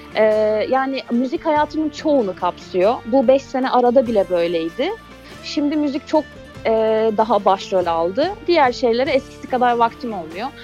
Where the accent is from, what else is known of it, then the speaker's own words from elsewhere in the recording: Mediterranean Region, Turkey; also born or lived in Mersin; Ben Akdenizliyim.